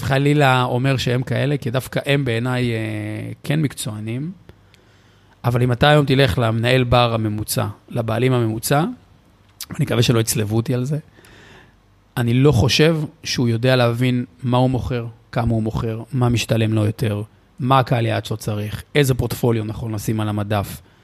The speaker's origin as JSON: {"language": "Hebrew", "country": "Israel", "said": "אנחנו ישראלים"}